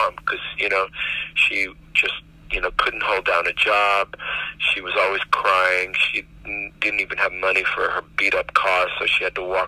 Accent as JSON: {"language": "English", "town": "Miami", "region": "Florida", "country": "United States", "tie": "born or raised there", "said": "that's the project that I grew up in Miami"}